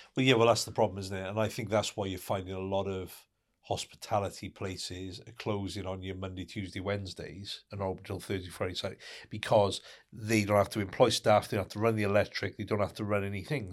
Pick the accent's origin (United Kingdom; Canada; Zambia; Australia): United Kingdom; in the U K, 'cause we're a very kind of reserved nation